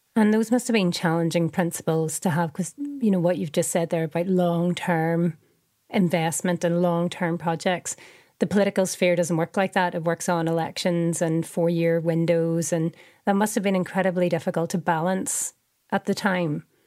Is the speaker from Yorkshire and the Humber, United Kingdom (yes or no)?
no; Northern Ireland, United Kingdom; moved away as an adult; now in Manchester, United Kingdom; as you can hear from my accent, I'm I'm from Northern Ireland and I grew up during the Troubles